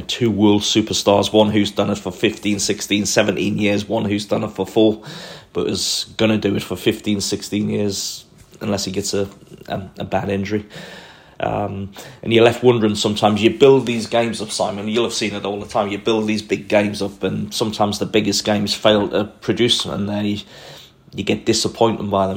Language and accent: English; Newcastle upon Tyne, North East England, United Kingdom; as a young boy growing up in Newcastle or just outside of Newcastle